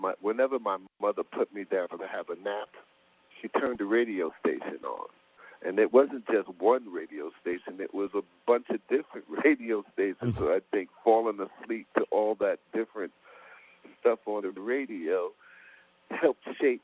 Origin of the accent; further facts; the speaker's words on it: New York City, New York, United States; I grew up in New York City. I grew up in Queensbridge Projects